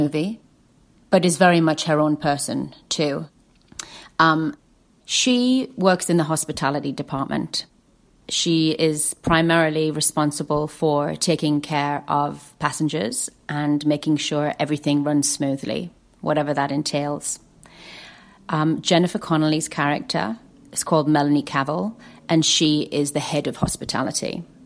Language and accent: English; Lake District, North West England, United Kingdom; I grew up in the Lake District